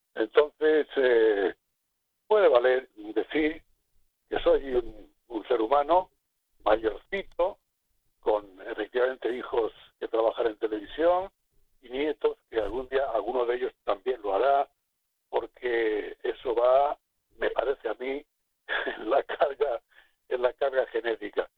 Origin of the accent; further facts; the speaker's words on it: Garrucha, Andalusia, Spain; moved away; Yo soy de Garrucha, Almería.